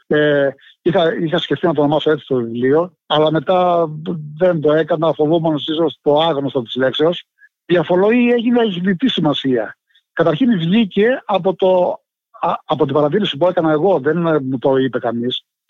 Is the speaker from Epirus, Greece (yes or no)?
yes; Povla, Epirus, Greece; moved away; είναι ένα ποτάμι στο χωριό μου που χύνεται στην Αντριατική, του διαμέσου τη Αλβανία